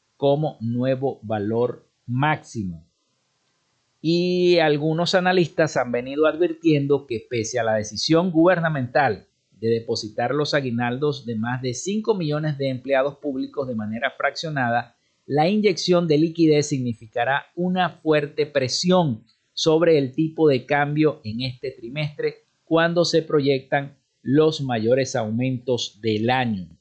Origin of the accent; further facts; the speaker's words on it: Venezuela; nosotros como venezolanos